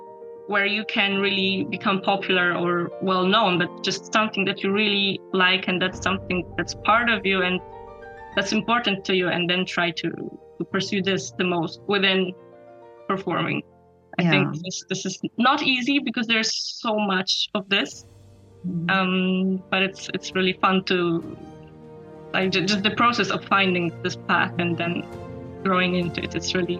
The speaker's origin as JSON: {"language": "English", "town": "Radzyń Podlaski", "region": "Lublin Voivodeship", "country": "Poland", "tie": "born or raised there", "said": "there was one very famous violinist, Karol Lipiński, who was born in my hometown, Radzyń Podlaski."}